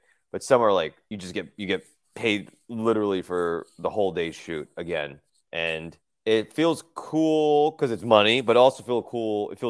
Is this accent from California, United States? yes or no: no; New Jersey, United States; moved away as an adult; now in New York, United States; I grew up in New Jersey.